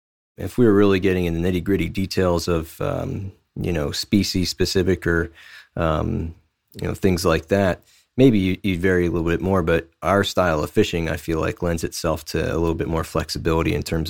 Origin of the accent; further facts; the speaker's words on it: Maryland, United States; moved away as an adult; now in Canada; I'm a Canadian resident now, but I was born in Maryland and lived there until I got married.